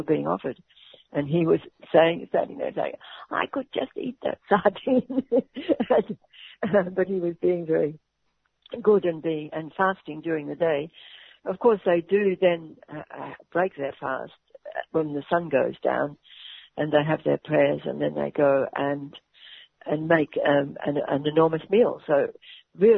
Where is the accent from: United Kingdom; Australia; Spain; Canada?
Australia; Melbourne, Victoria; I'm from Melbourne